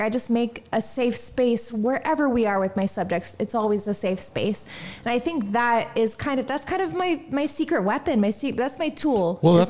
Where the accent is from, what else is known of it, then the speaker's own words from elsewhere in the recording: Indiana, United States; now in San Diego, United States; Like I moved out to San Diego from Indiana on my own.